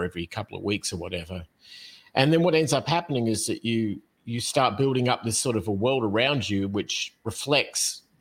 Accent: Australia; now in United States; in the United States, particularly where I live right now, I'm originally from Australia

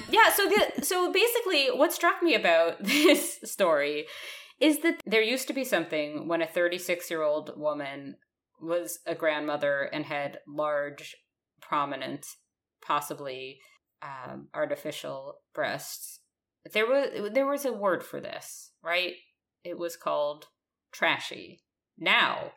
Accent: United States; moved away; I'm still American

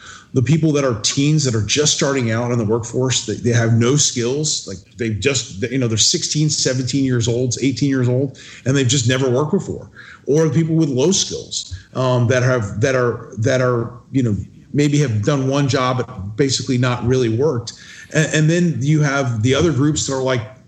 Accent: Florida, United States; I was born and raised in Florida.

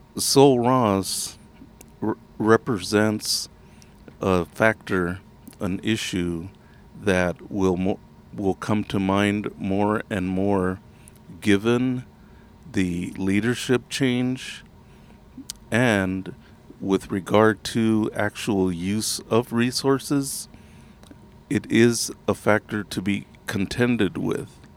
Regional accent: Texas, United States; I am from Texas

